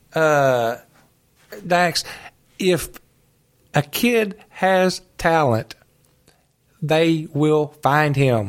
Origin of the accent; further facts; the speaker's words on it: Calvert City, Kentucky, United States; I grew up here in Calvert City